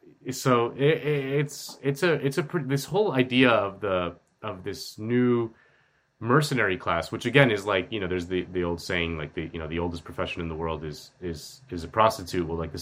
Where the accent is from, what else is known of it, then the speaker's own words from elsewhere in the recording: Miami, Florida, United States; I'm from Miami, where this private contracting firm was based.